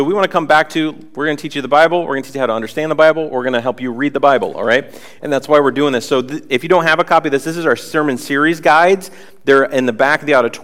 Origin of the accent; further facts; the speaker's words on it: Worcester, Massachusetts, United States; moved away as an adult; also born or lived in Atlanta, Georgia / Northampton; we moved from Worcester, our hometown, down to Atlanta, Georgia